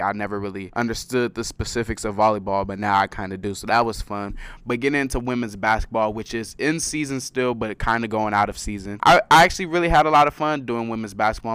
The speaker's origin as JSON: {"language": "English", "town": "Carson", "region": "California", "country": "United States", "moved": "as an adult", "lives_now": "San Diego, United States", "said": "I'm from Los Angeles, a city in, in Los Angeles called Carson, California"}